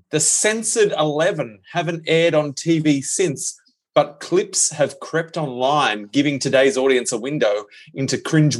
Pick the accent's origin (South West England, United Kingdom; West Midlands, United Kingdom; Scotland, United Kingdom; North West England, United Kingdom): West Midlands, United Kingdom; Birmingham; They need to say where they're from in the accent for me to fully understand. I'm from Birmingham.